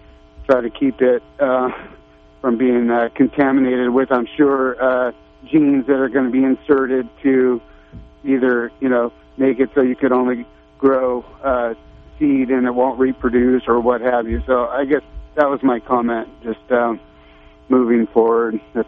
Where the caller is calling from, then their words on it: Arcata, California, United States; I'm from the Arcata area.